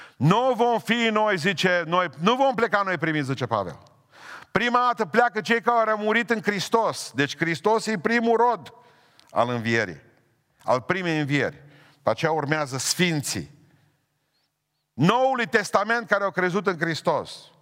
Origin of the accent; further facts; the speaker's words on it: Romania; suntem săraci, că suntem români